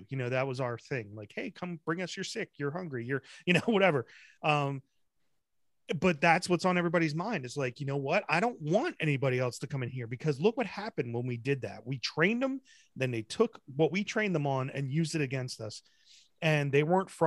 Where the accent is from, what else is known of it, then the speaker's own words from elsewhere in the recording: New Jersey, United States; I was born in New Jersey. I wasn't born in England and then came here like my grandfather did.